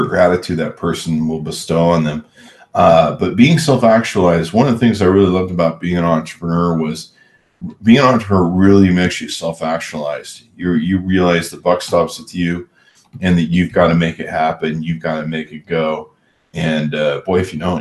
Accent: Southern California, United States; I grew up in SoCal

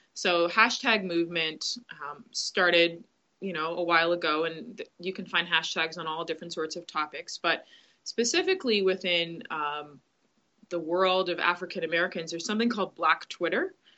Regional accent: Grand Bahama, Bahamas; I grew up I grew up in the Bahamas, uh, specifically on Grand Bahama

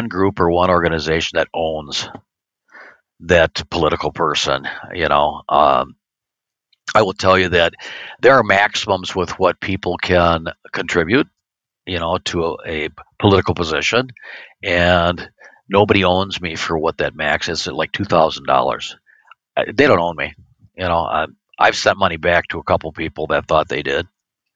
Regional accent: Racine, Wisconsin, United States; where I grew up in West Racine

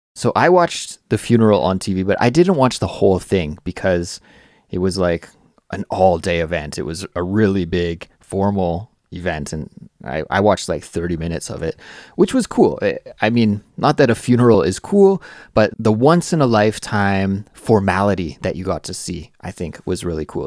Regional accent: Canada; In my home country of Canada

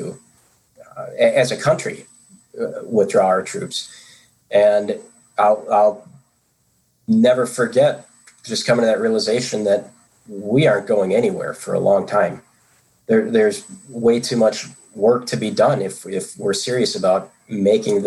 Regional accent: United States; as an American, in terms of in this country where we operated very individualistic

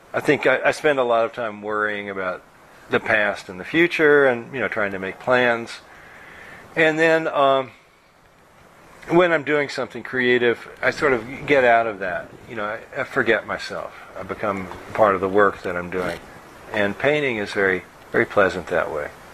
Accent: Louisville, Kentucky, United States; I grew up in Louisville, Kentucky

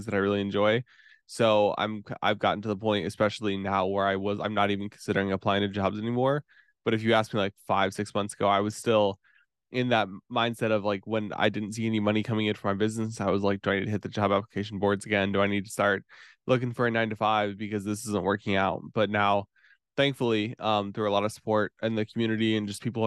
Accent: Warsaw, Indiana, United States; I'm from Warsaw, Indiana. It's like northern Indiana, kind of near Fort Wayne

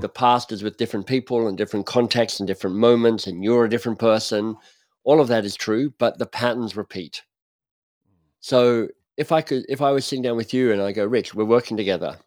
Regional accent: Australia; moved away as an adult; also born or lived in Oxford; I'm Australian

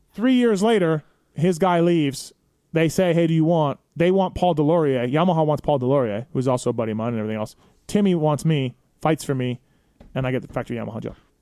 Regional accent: Manitoba, Canada; moved away as an adult; also born or lived in San Diego, United States / Anaheim, United States; now in United States; me being Canadian and being in America

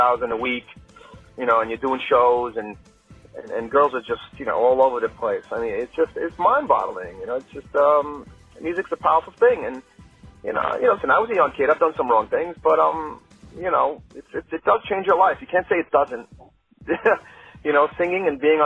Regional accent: New York City, New York, United States; I grew up on Bayside in Queens

